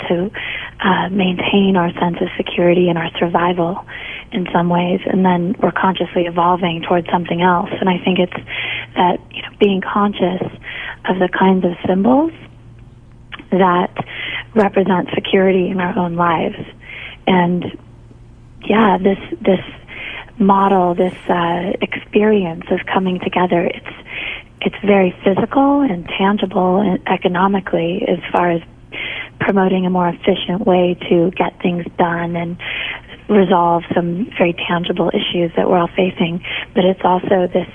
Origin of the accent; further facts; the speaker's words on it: United States; growing up in the United States